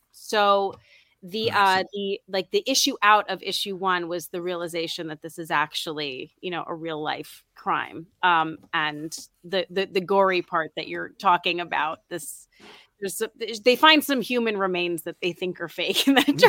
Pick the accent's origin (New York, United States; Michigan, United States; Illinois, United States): New York, United States; New York City; I'm from New York City